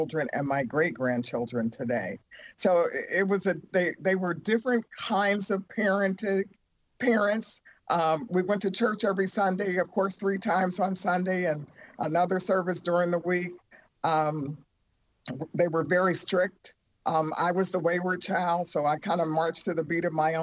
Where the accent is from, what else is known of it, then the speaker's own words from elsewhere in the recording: Youngstown, Ohio, United States; I grew up in Youngstown, Ohio.